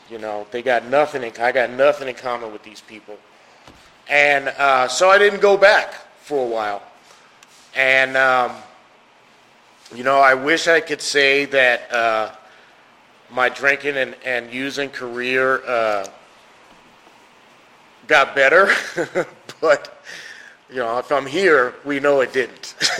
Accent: New York City, New York, United States; I'm originally from New York City. Lived a lot of places.

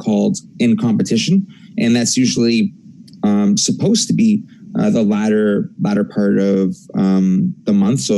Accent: Canada

